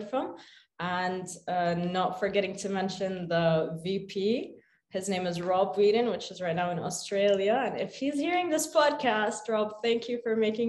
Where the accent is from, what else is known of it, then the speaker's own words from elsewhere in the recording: Khobar, Eastern Province, Saudi Arabia; also born or lived in Sharjah, United Arab Emirates; I grew up in Khobar, Saudi Arabia, which is the eastern province.